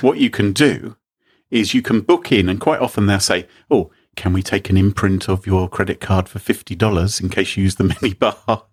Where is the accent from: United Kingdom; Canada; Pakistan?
United Kingdom; we're British